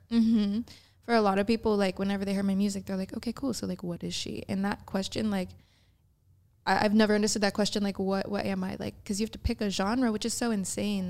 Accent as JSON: {"language": "English", "town": "St. Louis", "region": "Missouri", "country": "United States", "said": "from the midwest because i am"}